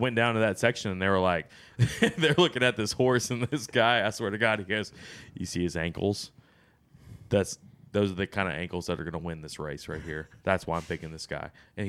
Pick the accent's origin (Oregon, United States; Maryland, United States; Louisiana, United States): Louisiana, United States; Besh, I'm from Louisiana.